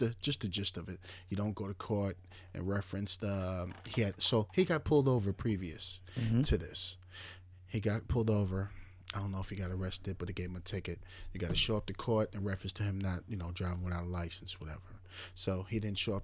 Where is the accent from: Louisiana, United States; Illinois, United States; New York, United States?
New York, United States; Suffolk County, Long Island; I'm from Suffolk County